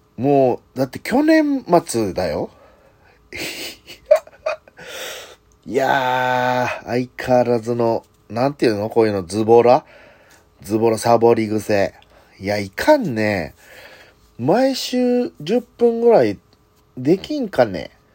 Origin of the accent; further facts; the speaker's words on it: Hirakata, Osaka, Japan; 地元枚方市